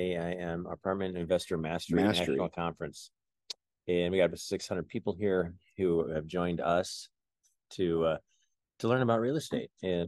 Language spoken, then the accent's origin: English; Robbins, Iowa, United States; Yeah, I'm from Robbins, Iowa